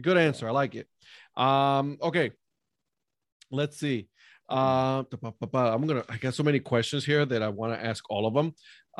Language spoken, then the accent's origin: English; Texas, United States; It's like, listen, we're from Texas. We are Dr. Pepper first.